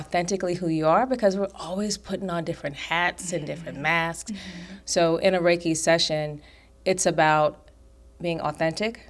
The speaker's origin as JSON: {"language": "English", "region": "New York", "country": "United States", "tie": "born or raised there", "said": "I was taught that stress is just a way of life growing up in New York"}